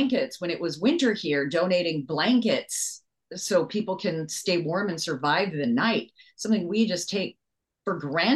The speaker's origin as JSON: {"language": "English", "region": "Hawaii", "country": "United States", "tie": "born or raised there", "moved": "yes", "lives_now": "Canada", "said": "Growing up in Hawaii, I was bullied for being different"}